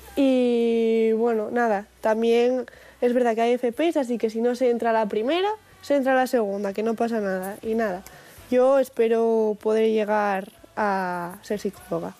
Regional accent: Oviedo, Asturias, Spain; soy de Oviedo, estudié en el Aramo

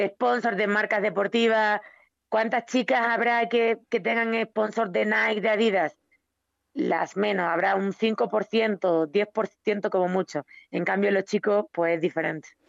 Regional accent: Extremadura, Spain; moved away as an adult; now in Mexico

